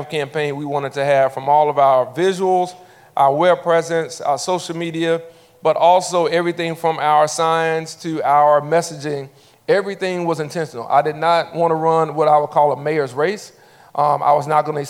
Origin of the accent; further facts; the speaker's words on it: Montgomery, Alabama, United States; after maybe 10 years of being back in my hometown